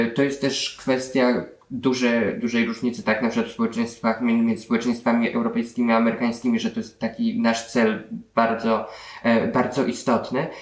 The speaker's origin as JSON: {"language": "Polish", "town": "Warsaw", "region": "Masovian Voivodeship", "country": "Poland", "tie": "born or raised there", "said": "jestem wprawdzie z Warszawy, ale z, z Pragi, starej Pragi"}